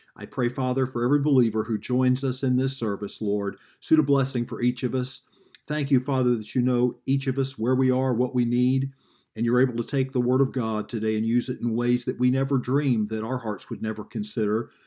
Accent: the South, United States; moved away; I grew up in the South

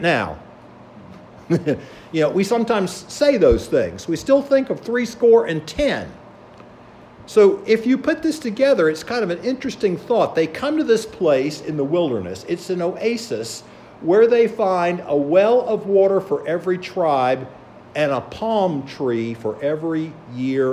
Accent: Charleston, South Carolina, United States; moved away as an adult; also born or lived in Illinois; now in Pennsylvania, United States; I grew up in Charleston along the coast

